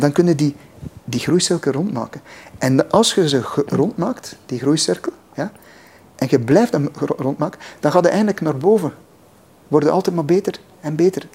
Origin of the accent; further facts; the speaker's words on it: West Flanders, Belgium; ik ben West-Vlaming.